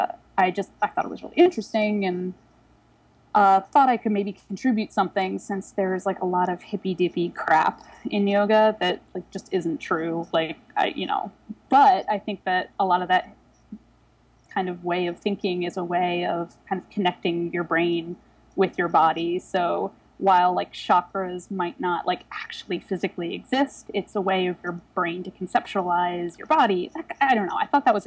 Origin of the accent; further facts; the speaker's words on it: Delaware, United States; also born or lived in Philadelphia; now in New York, United States; I'm originally from Delaware